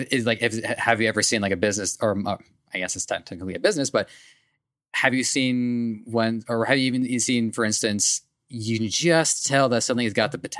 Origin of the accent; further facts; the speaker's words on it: Canada; I'm Canadian